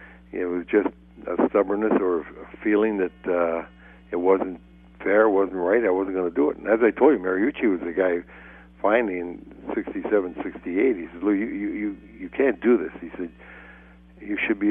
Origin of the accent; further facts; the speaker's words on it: Canada; moved away; I'm Canadian